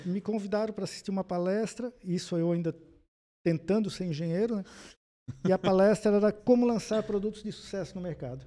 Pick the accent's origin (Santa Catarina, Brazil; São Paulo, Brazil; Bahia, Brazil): Santa Catarina, Brazil; Blumenau; eu sou nascido em Blumenau